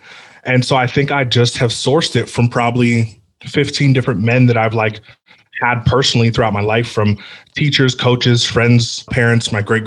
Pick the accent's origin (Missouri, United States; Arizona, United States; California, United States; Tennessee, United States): California, United States; near San Francisco; I grew up near San Francisco, so it's kind of just a humongous melting pot